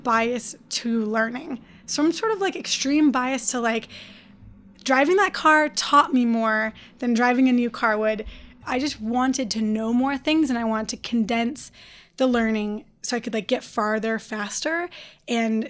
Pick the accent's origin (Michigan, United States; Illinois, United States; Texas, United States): Michigan, United States; Detroit; I'm from Detroit.